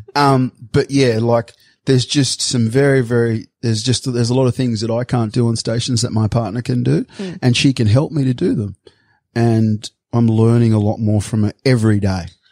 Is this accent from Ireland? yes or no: no; Sydney, New South Wales, Australia; moved away; I'm a surfy from Bondi